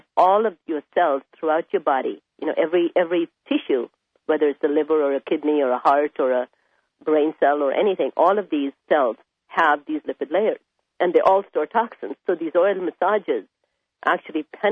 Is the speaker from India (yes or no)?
yes; India; moved away; I was raised in India